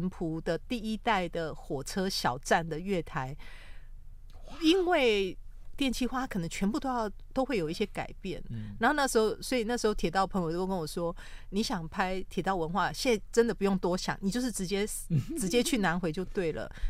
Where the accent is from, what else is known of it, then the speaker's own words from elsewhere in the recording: Kaohsiung, Taiwan; moved away; also born or lived in Taipei / Hualien; 因为我呃小时候我高雄人嘛，